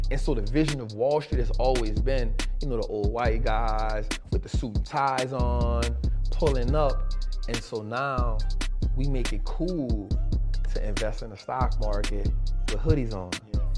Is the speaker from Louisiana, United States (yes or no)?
yes; New Orleans, Louisiana, United States; I grew up in New Orleans